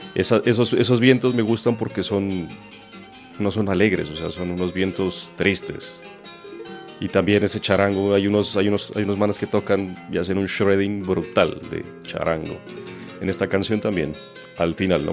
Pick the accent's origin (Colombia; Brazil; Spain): Colombia; Pasto, Nariño; el Carnaval de mi tierra, el Carnaval de Negros y Blancos